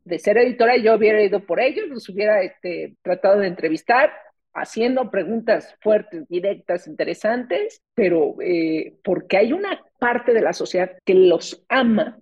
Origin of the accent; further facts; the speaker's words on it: Mexico; nuestra percepción como mexicanos